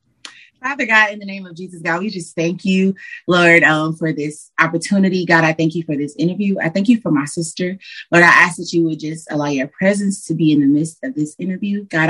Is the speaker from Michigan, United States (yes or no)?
yes; Detroit, Michigan, United States; Yes. You know, you can't just say Detroit without saying a side. It's a difference.